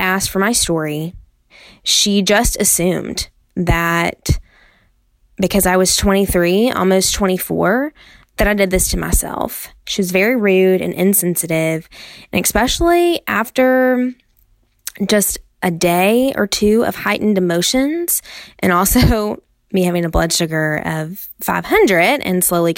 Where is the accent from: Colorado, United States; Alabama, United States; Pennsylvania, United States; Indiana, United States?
Alabama, United States; Birmingham; now in West Tennessee, United States; I'm from Birmingham, Alabama